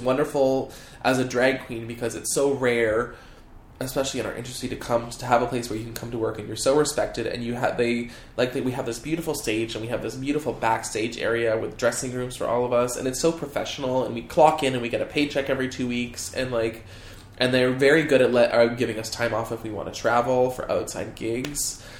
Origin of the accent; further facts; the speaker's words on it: Canada; I'm Canadian.